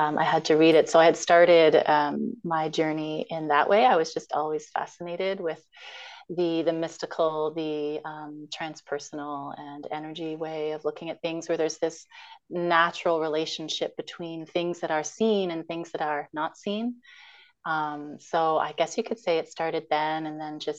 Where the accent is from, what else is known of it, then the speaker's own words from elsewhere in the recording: Toronto, Ontario, Canada; moved away as an adult; now in Victoria, Canada; I grew up in Scarborough and Toronto, and I'm in Victoria now